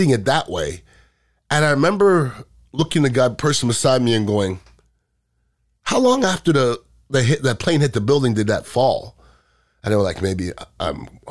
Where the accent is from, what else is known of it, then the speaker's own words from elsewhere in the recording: United States; I was really proud of our country at that time, because being American meant something